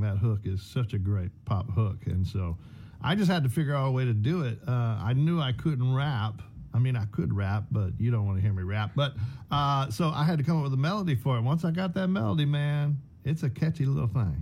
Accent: Beaumont, Texas, United States; I'm from Beaumont, Texas, originally Southeast Texas

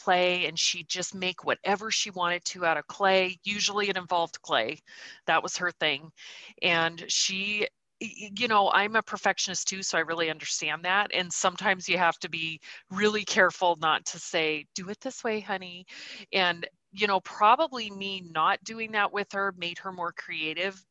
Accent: Montana, United States; also born or lived in Nebraska / Idaho / Missouri; I was born in Nebraska, lived in Idaho, Missouri, and then moved to Montana when I was 9 because my mother's family is from Montana.

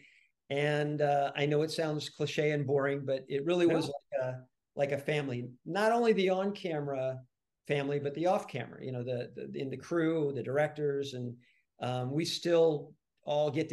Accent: Dallas, Texas, United States; moved away as an adult; also born or lived in Los Angeles, California; even when I was growing up in Texas and in Dallas

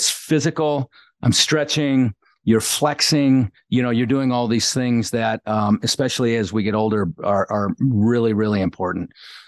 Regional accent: Kenosha, Wisconsin, United States; A small town called Kenosha, Wisconsin.

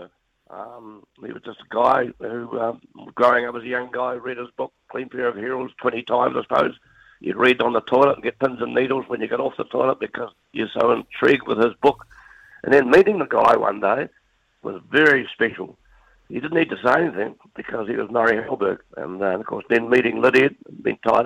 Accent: New Zealand; being a Kiwi

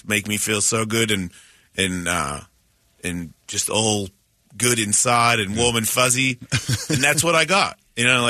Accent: Australia; now in United States; I was the first Australian pro skateboarder to ever exist.

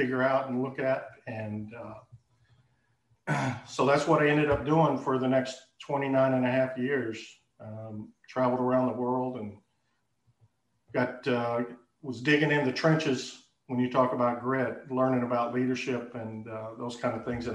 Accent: Texas, United States; moved away as an adult; I'm born and raised in Texas. I lived various locations throughout Texas.

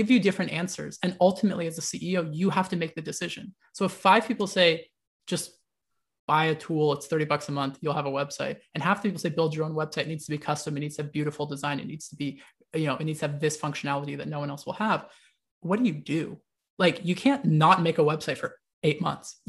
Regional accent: United States; I was born in the United States

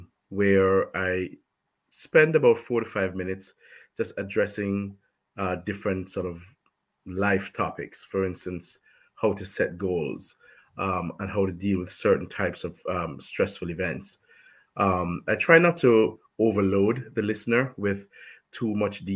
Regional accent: Jamaica; I'm from Jamaica.

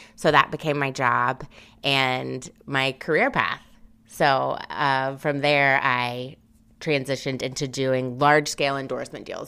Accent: Memphis, Tennessee, United States; moved away as an adult; also born or lived in New Orleans; now in New York, United States; I'm originally from Memphis, Tennessee, went to school at Tulane in New Orleans, and then moved to New York the day after graduation

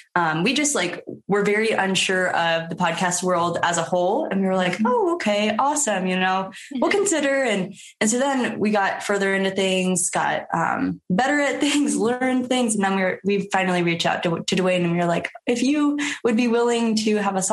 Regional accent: Omaha, Nebraska, United States; we're from Omaha, Nebraska.

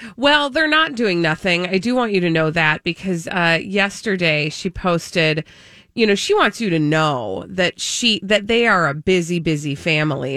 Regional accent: Ireland; being an Irish person

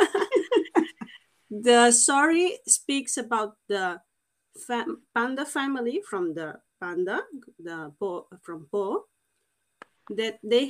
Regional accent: Portugal; English is a second language; now in Andorra; I'm not English, I'm Portuguese.

